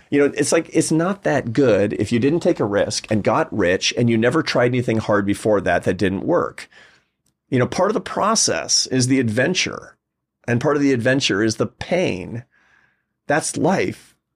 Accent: Seattle, Washington, United States; I was growing up in Seattle

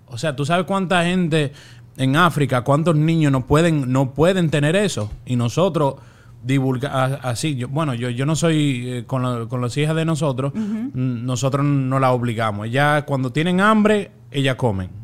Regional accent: Dominican Republic; now in Miami, United States; de allá, República Dominicana

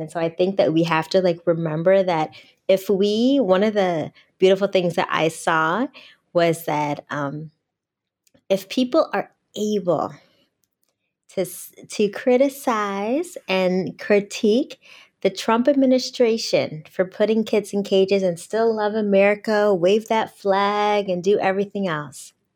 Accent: outside Detroit, Michigan, United States; I'm from Podunk, Michigan, outside Detroit, not right in the city

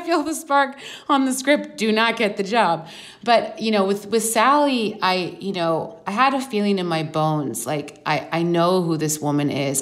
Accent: Vancouver, British Columbia, Canada; moved away as an adult; also born or lived in London; I grew up in Vancouver

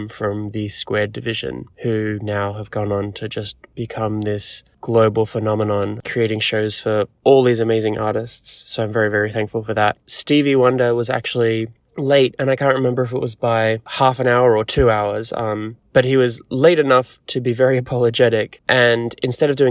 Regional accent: Sydney, New South Wales, Australia; moved away as an adult; also born or lived in New York; back in my home country, in my home city

